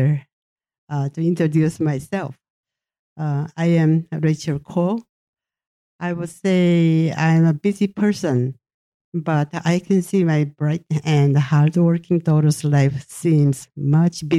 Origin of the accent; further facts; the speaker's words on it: South Korea; first language Japanese; English is a second language; also born or lived in Japan; I was born in Japan in August 1936 and turned 86 this year. My family relocated back to South Korea in October 1945